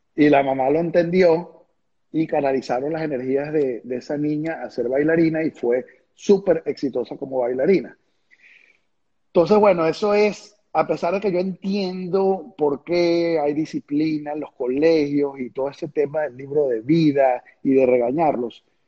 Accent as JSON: {"language": "Spanish", "country": "Venezuela", "moved": "as an adult", "said": "hasta el día que me fui de Venezuela"}